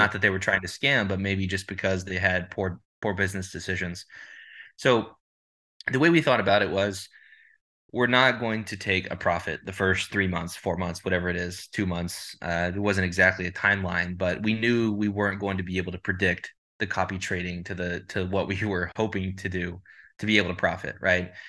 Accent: Dallas, Texas, United States; I'm from Dallas, Texas

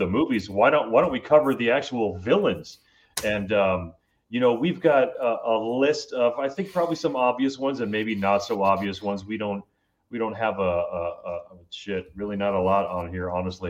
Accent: Miami, Florida, United States; growing up in Miami

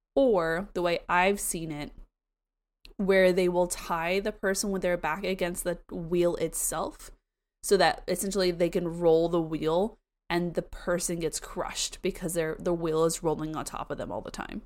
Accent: Florida, United States; I'm from Florida. I say everything wrong

